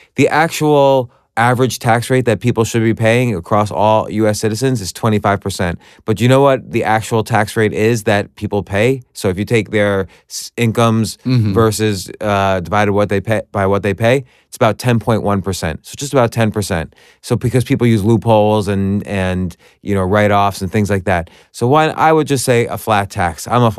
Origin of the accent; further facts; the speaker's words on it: New Jersey, United States; now in New York, United States; I grew up in New Jersey, so I did not know how to pump my own gas when I moved to New York.